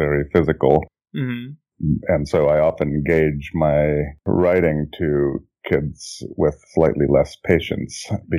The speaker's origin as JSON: {"language": "English", "region": "Jakarta", "country": "Indonesia", "tie": "born or raised there", "moved": "as an adult", "lives_now": "Oakland, United States", "said": "I was born and raised in Jakarta, Indonesia. I moved here in 1988 to go to college and then ended up staying. And I'm now 46, going on 47."}